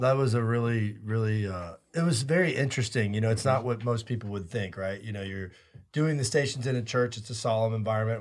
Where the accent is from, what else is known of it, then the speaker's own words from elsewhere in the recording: United States; as American Catholics